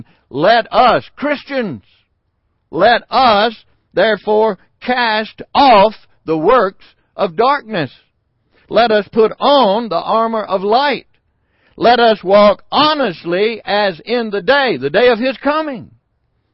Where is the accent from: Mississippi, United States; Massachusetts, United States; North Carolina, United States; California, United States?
Mississippi, United States; Sardis; the little town that I grew up in Sardis, Mississippi